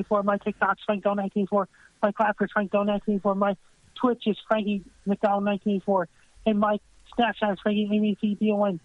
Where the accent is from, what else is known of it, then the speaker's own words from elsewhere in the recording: Sydney, Nova Scotia, Canada; my hometown of Sydney, Nova Scotia